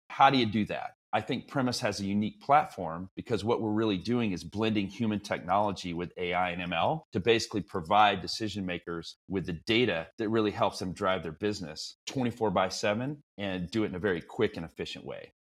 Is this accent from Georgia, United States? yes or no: no; Texas, United States; moved away as an adult; now in Bay Area, United States; I'm originally a Texan